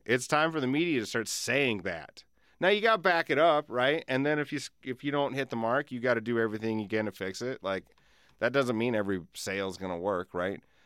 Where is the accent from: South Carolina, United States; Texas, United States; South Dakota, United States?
South Dakota, United States; Alcester; I grew up in Alcester